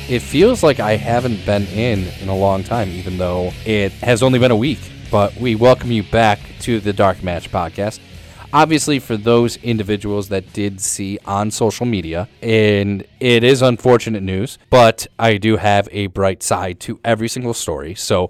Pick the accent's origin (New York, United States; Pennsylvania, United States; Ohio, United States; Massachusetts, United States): Ohio, United States; Lakewood; now in Cleveland, United States; Yes, I do. I grew up in Lakewood, so yeah.